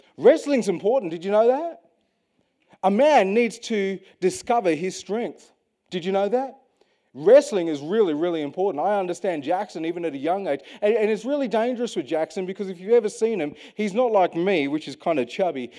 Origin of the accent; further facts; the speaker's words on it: Western Australia, Australia; as an Australian, born and bred in Western Australia